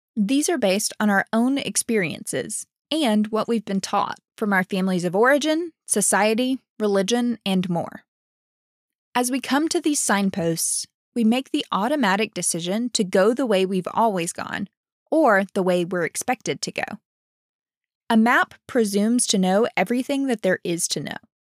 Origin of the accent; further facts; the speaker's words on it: Alabama, United States; moved away as an adult; also born or lived in Dallas, Texas; I'm from Alabama